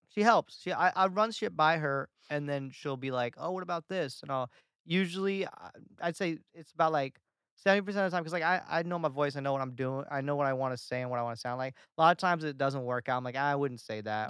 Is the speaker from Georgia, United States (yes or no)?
yes; Atlanta, Georgia, United States; moved away as an adult; now in Los Angeles, United States; Atlanta when I went back, my hometown